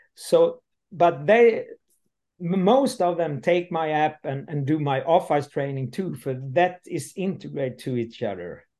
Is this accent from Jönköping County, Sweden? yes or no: yes; Landsbro, Jönköping County, Sweden; English is a second language; moved away; also born or lived in North Sweden / Gothenburg; I'm I'm coming from the South Sweden, from uh, Småland, and uh, today I'm uh, 59, uh, and I leave uh, very early the the village. I come from uh, Landsbro